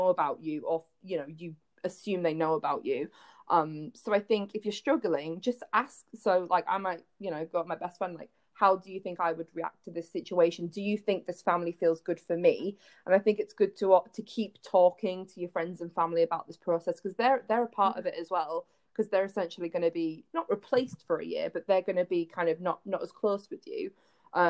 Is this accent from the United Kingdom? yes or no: yes; United Kingdom; moved away as an adult; now in United States; we're British